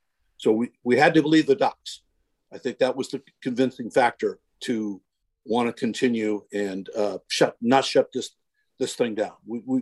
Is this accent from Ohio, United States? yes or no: no; Silver Spring, Maryland, United States; moved away as an adult; also born or lived in Portland, Maine; growing up in the Washington, D.C. area